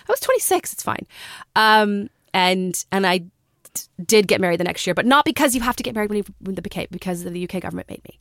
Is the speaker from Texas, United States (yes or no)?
yes; Texas, United States; moved away; also born or lived in Australia; we're from Texas